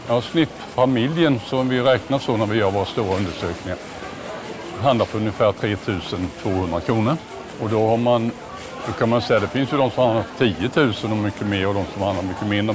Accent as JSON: {"language": "Swedish", "region": "Småland", "country": "Sweden", "said": "Jag är ju smålänning"}